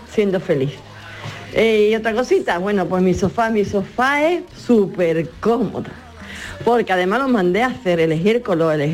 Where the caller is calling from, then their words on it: Jerez de la Frontera, Andalusia, Spain; de Jerez.